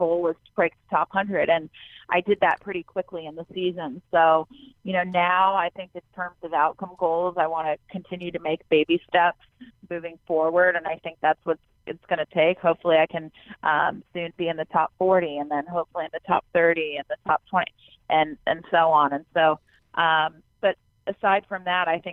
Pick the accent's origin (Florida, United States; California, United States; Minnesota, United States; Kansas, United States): Florida, United States; I grew up in Florida and there's tons of clay courts there.